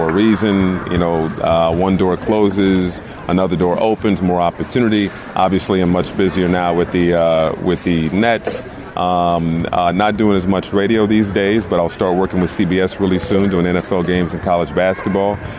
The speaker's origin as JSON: {"language": "English", "town": "Indianapolis", "region": "Indiana", "country": "United States", "tie": "born or raised there", "also_born_or_lived": "Brooklyn, New York", "moved": "as an adult", "said": "growing up in Indianapolis, growing up on the east side"}